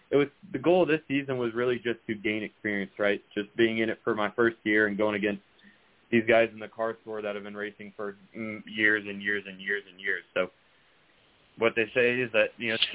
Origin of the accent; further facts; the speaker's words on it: Miami, Florida, United States; I'm from Miami